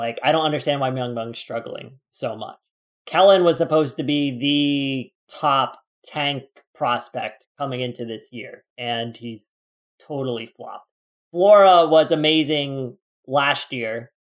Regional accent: New Jersey, United States; moved away; I'm originally from New Jersey, so New York has a special place in my heart.

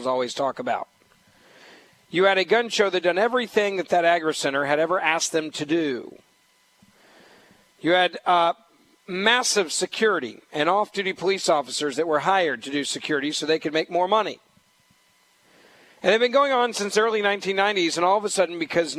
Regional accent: Memphis, Tennessee, United States; My hometown of Memphis

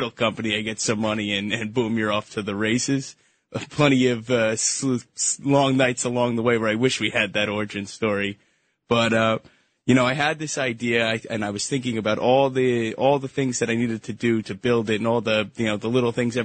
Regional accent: Syosset, New York, United States; I grew up in Syosset.

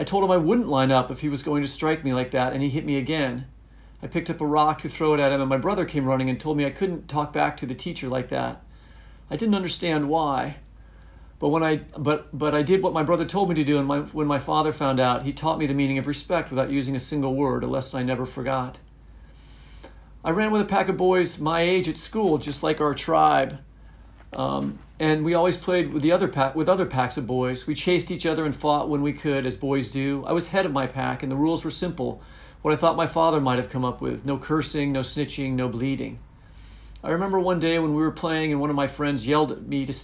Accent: United States; as an American citizen

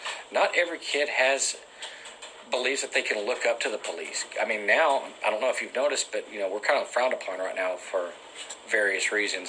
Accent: Robinson, Texas, United States; I grew up in Robinson.

